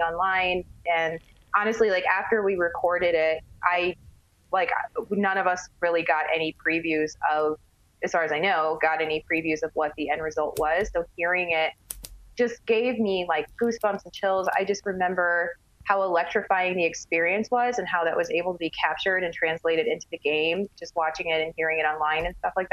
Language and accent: English; California, United States; now in Las Vegas, United States; living out here in Vegas. I'm from California